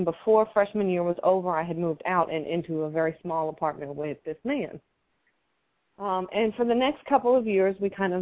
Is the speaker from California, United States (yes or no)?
no; New Jersey, United States; now in Charlotte, United States; I grew up in New Jersey. As country as I am, I know that's kind of hard to believe